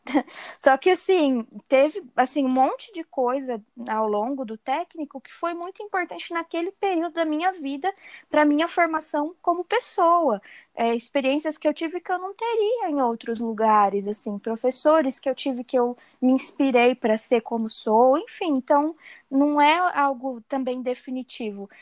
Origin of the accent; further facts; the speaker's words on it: Hortolândia, São Paulo, Brazil; também sou de Hortolândia